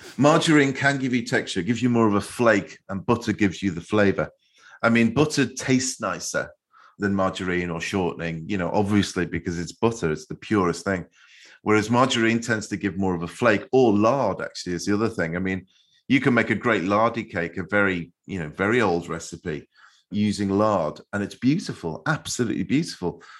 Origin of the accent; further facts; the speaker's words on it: Liverpool, North West England, United Kingdom; the way I grew up in Liverpool, in our chip shops